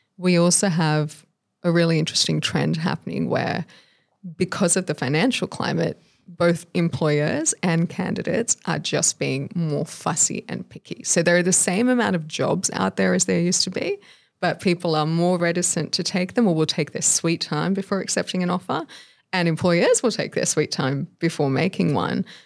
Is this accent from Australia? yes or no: yes; Australia; born or raised there